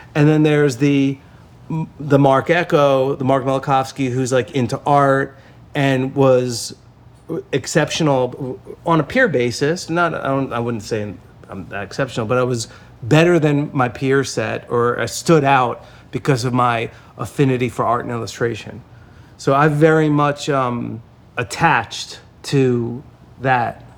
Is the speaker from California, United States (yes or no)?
no; Lakewood, New Jersey, United States; I was very lucky to grow up there